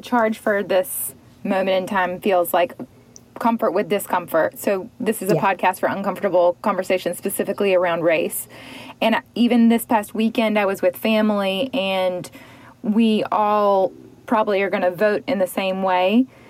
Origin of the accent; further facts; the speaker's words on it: the South, United States; particularly being a Southerner